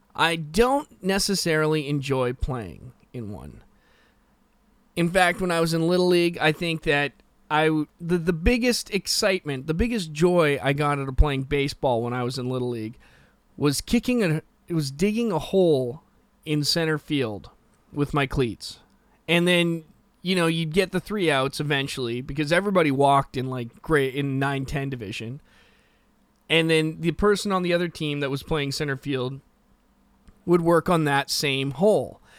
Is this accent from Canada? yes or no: yes; West Coast, Canada; I'm from the West Coast.